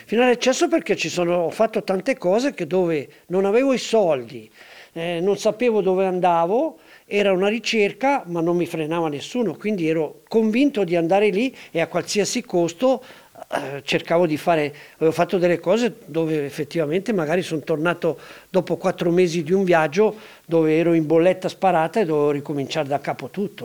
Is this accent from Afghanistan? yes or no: no; Denti della Vecchia, Ticino, Switzerland; io sono legato alla mia terra, sono legato ai denti della vecchia dove sono nato